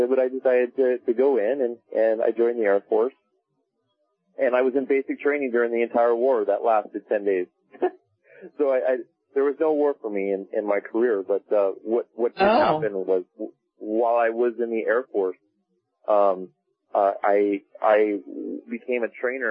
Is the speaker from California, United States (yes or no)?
yes; Laguna Beach, California, United States; I grew up in Laguna Beach, California